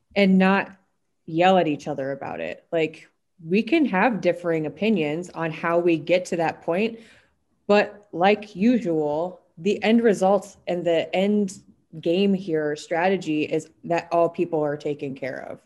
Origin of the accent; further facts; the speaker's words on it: South Dakota, United States; when I was growing up in South Dakota